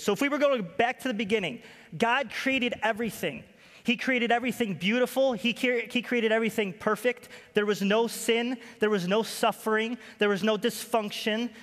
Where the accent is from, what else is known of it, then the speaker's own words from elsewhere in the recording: Rochester, New York, United States; moved away as an adult; I'm from Rochester, New York